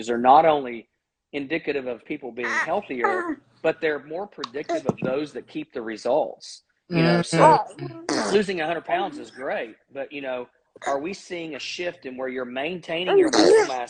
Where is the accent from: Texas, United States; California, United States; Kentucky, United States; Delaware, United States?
Kentucky, United States; I'm from Kentucky, but you know, you grow up in the South